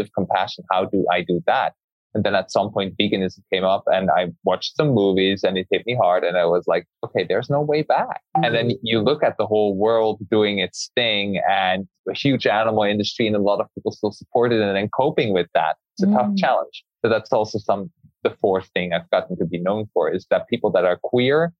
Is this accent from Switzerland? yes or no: yes; Switzerland; I grew up in Switzerland